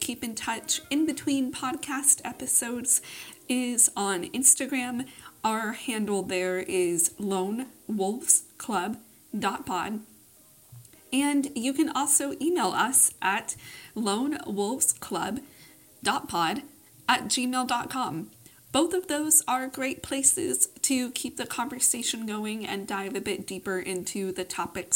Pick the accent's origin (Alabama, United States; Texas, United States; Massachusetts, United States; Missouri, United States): Texas, United States; Austin; I grew up in the conservative South. I currently live in my hometown of Austin, Texas